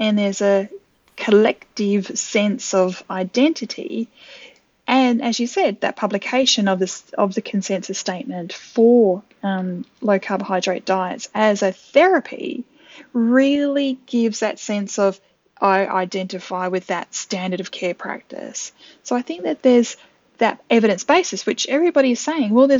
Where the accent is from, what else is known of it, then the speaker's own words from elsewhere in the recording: Adelaide, South Australia, Australia; I actually typed in my hometown, Adelaide in South Australia